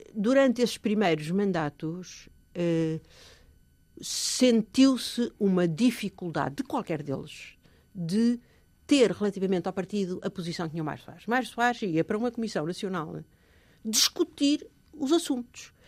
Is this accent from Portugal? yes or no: yes; Portugal; moved away as an adult; eu sou portuguesa